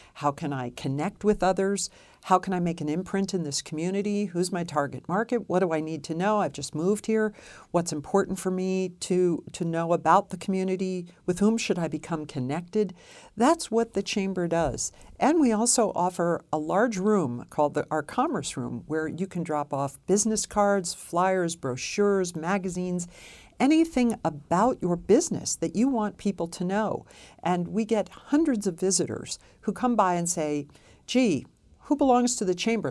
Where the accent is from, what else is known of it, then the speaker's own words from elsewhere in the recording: New York City, New York, United States; moved away as an adult; now in Reno, United States; I'm from New York City